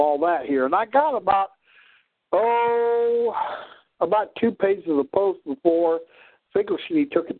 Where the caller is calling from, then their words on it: Missouri, United States; so I was calling in from Southwest Missouri.